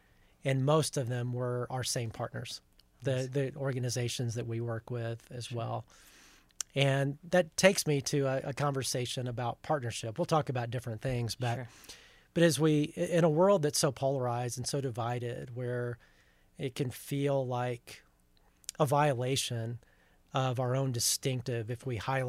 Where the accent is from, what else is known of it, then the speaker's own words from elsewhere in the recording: Huntsville, Alabama, United States; now in Plano, United States; I grew up in Huntsville, Alabama.